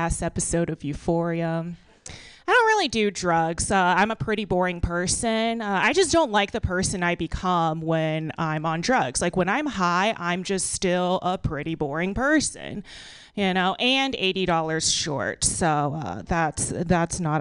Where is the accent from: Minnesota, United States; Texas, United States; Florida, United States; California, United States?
Texas, United States; now in San Francisco, United States; So I live in San Francisco now, but I'm from Texas.